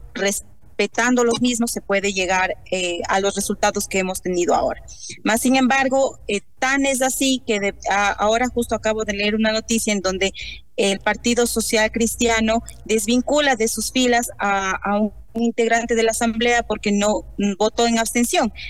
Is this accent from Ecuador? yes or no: yes; Ecuador